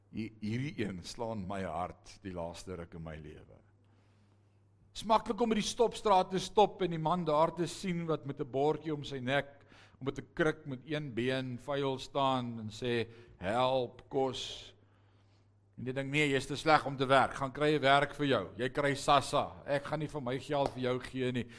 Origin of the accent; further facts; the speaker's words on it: Netherlands; now in South Africa; ek is 'n Hollander gebore. Ek ben 'n ware Nederlander.